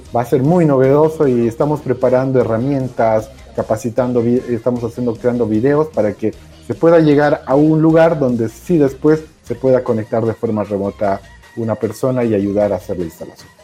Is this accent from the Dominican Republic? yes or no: no; Bolivia; Todos los que estamos participando somos bolivianos